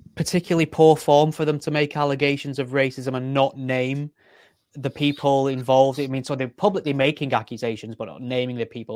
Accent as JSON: {"language": "English", "country": "United Kingdom", "said": "as a Brit"}